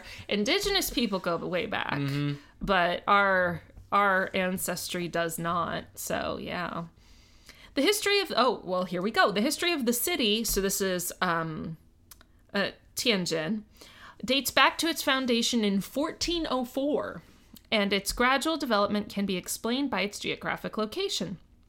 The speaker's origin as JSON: {"language": "English", "country": "United States", "said": "You can't tell I'm American."}